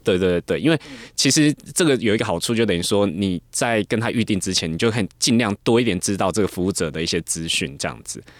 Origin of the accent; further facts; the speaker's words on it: Kaohsiung, Taiwan; 我本身是高雄人，然后，呃，我们家在高雄也有经营一些，呃，日照啊，然后护理之家